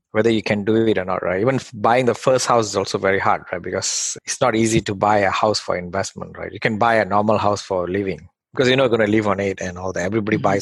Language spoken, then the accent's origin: English; Malaysia; English is a second language; now in United States; I came from Malaysia, like probably like 10 years ago to the US through a company transfer.